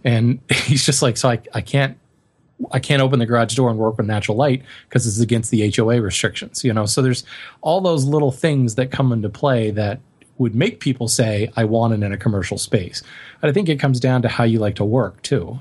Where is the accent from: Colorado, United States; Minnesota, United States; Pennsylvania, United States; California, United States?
Colorado, United States; moved away; growing up in Colorado, I know very well what it's like to live in a very dry climate